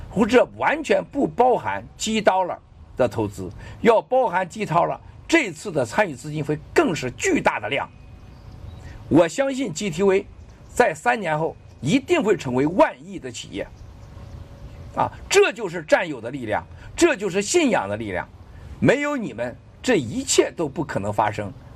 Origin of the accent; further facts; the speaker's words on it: China; 我们中国人